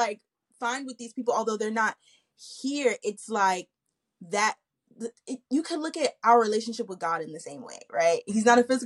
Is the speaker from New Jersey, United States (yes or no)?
yes; New Jersey, United States; moved away as an adult; now in Dallas, United States; I'm originally from Jersey